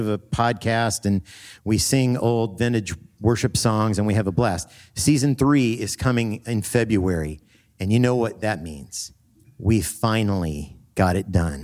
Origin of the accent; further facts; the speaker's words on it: Evansville, Indiana, United States; We're both from Evansville, Indiana, down south. We went at different times